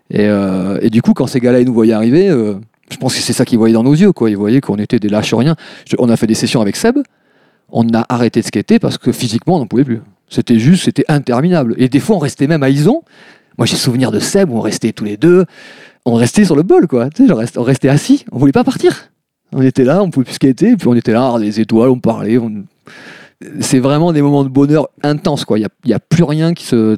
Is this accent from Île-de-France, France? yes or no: no; Bordeaux, Nouvelle-Aquitaine, France; also born or lived in Bassens; alors oui, je suis un vrai Bordelais. Euh, je, suis, euh, je suis né à Bordeaux. Et après, je suis parti euh, en banlieue de Bordeaux, à Bassins, plus exactement, à l'âge de 6 euh, ans.